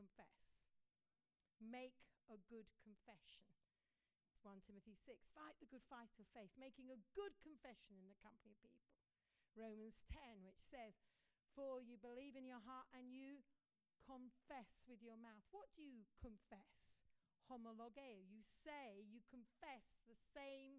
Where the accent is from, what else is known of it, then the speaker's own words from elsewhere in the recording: India; We grew up in India together, we were boarding school together.